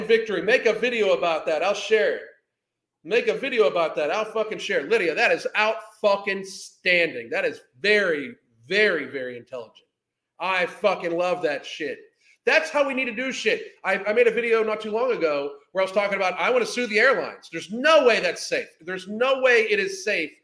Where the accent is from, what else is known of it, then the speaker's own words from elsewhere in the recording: United States; I am an American